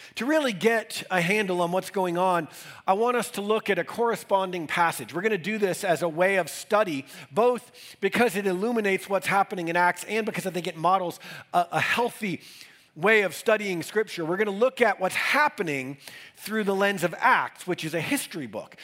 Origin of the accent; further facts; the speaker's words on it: Northeast, United States; now in Denver, United States; growing up in the Northeast in the 80s and 90s in major cities